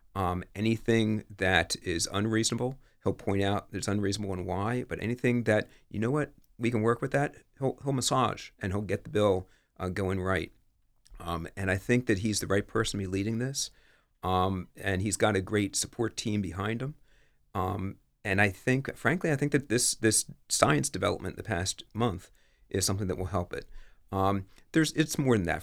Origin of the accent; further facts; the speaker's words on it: Bel Air, Maryland, United States; moved away as an adult; also born or lived in West Chester / Washington, D.C. area; now in Newark, United States; I grew up in Bel Air, Maryland.